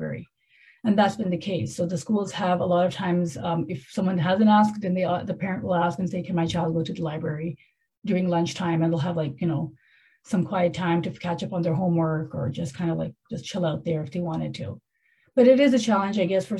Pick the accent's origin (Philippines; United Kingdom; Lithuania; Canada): Canada; moved away; I grew up in Canada